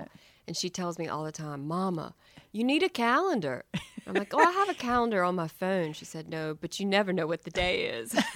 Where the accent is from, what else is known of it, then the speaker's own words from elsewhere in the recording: Charlotte, North Carolina, United States; moved away as an adult; also born or lived in New York; growing up in Charlotte was great.